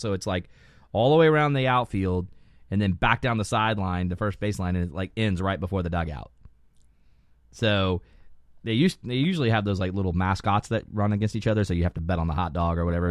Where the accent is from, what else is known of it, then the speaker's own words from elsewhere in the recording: Lakeland, Florida, United States; Florida, Lakeland